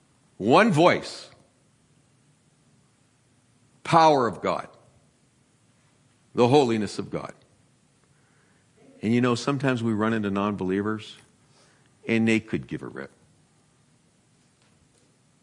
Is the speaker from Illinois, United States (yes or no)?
no; San Francisco, California, United States; I'm from San Francisco. I remember earthquakes when I was 3, sitting in the living room watching the lamps fall off the table.